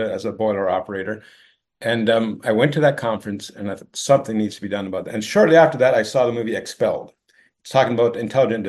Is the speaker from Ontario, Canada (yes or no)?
yes; Ontario, Canada; I was born and raised in Ontario, Canada